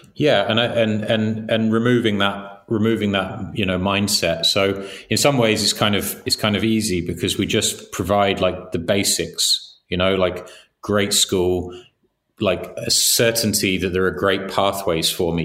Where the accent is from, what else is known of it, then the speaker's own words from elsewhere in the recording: England, United Kingdom; we grew up in England